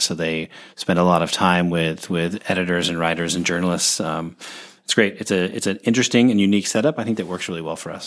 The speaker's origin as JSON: {"language": "English", "town": "Seattle", "region": "Washington", "country": "United States", "tie": "born or raised there", "also_born_or_lived": "Oregon", "moved": "yes", "said": "I grew up in Seattle uh, in the '90s"}